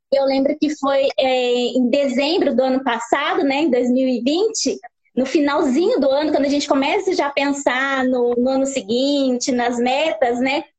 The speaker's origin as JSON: {"language": "Portuguese", "town": "Guararema", "region": "São Paulo", "country": "Brazil", "said": "Eu sou de São Paulo, de Guararema"}